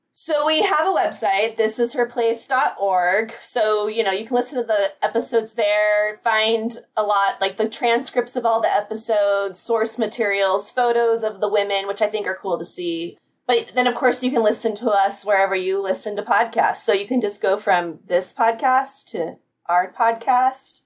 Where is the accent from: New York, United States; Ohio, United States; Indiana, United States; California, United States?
California, United States; Carlsbad; moved away; also born or lived in Pasadena, California; I grew up in the San Diego area, so Carlsbad specifically